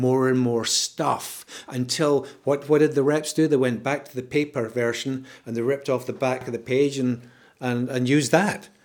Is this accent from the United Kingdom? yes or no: yes; Scotland, United Kingdom; I'm Scottish